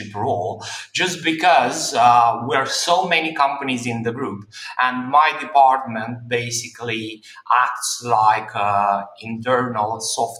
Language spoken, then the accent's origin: English; Romania; moved away as an adult; also born or lived in London, United Kingdom; now in Dubai, United Arab Emirates; I was born in Romania. I've spent the first 20 years of my life in Romania